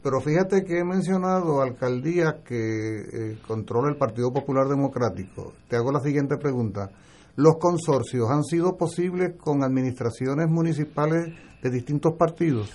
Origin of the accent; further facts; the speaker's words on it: Arecibo, Puerto Rico; yo soy de Arecibo